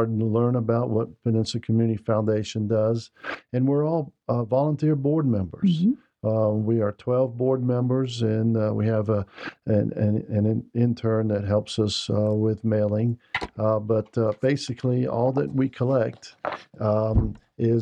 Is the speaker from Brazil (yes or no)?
yes; Brazil; now in United States; I grew up in Brazil.